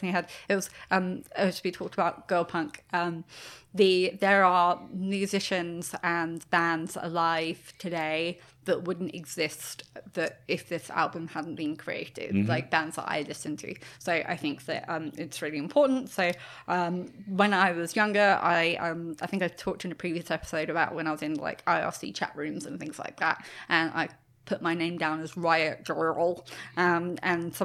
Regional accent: United Kingdom; I'm British

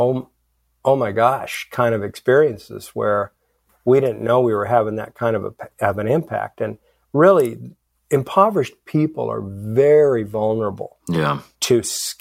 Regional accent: Philippines; moved away; I grew up in the Philippines

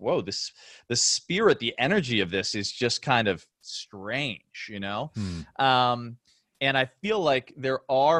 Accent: Chicago, Illinois, United States; I grew up in Chicago and he was my hero.

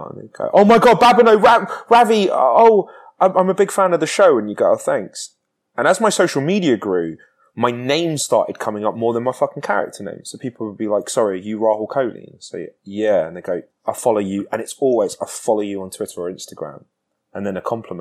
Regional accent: United Kingdom; moved away as an adult; I grew up in Britain

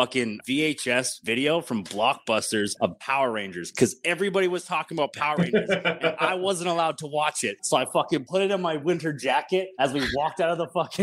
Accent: Calgary, Alberta, Canada; moved away as an adult; now in Mexico; Born and raised in Calgary, Alberta, Canada. I lived there my whole life

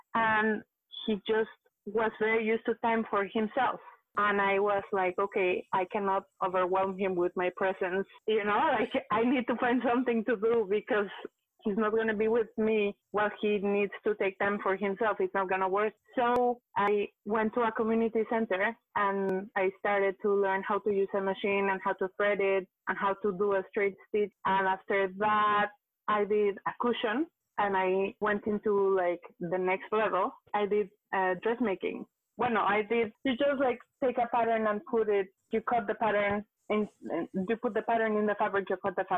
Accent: Mexico; moved away as an adult; now in Montreal, Canada; I am from Mexico. I came to Canada. I live in Montreal currently

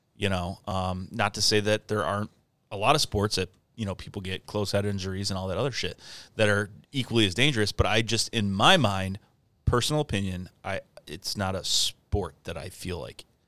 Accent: Michigan, United States; I'm from Michigan

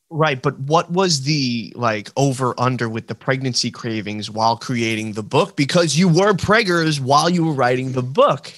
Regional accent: New York, United States; accent: New York; my New York accent

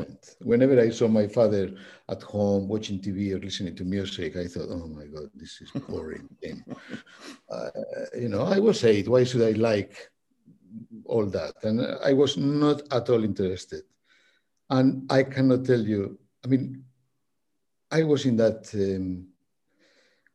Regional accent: Santander, Cantabria, Spain; English is a second language; moved away; also born or lived in The Hague; Santander is my hometown in Spain.

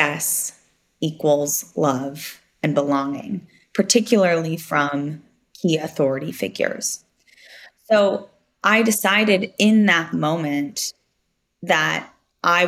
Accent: Silicon Valley, California, United States; I grew up in Silicon Valley before it was Silicon Valley as we know it today

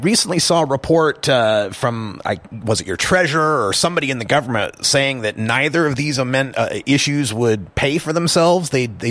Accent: Idaho, United States; I remember growing up in Idaho, being in a red state, kind of landlocked and very religious and conservative

